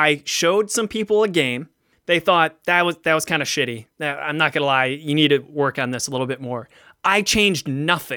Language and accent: English; Cleveland, Ohio, United States; I love Cleveland. It's my hometown